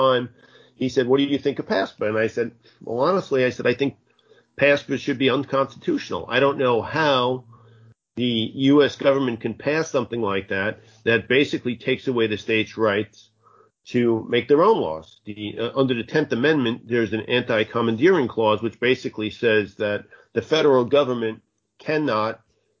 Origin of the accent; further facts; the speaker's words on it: Bayonne, New Jersey, United States; I'm a guy from Bayonne